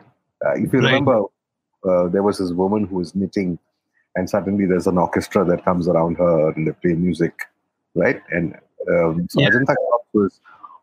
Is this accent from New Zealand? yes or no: no; Kerala, India; moved away; I come from Kerala, as you know, and Kerala and people from Kerala and Hindi don't go together